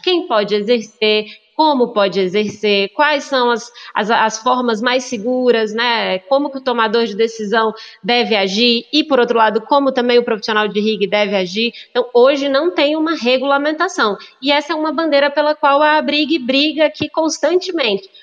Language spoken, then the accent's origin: Portuguese; Brasília, Federal District, Brazil; also born or lived in Belo Horizonte, Minas Gerais; nasci em Belo Belo Horizonte, mas vim para Brasília muito novinha e me criei aqui em Brasília